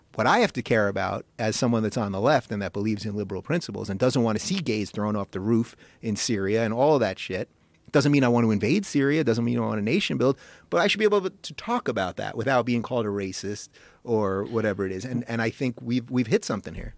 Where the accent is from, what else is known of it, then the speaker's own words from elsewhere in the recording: Long Island, New York, United States; I'm a Jew from Long Island.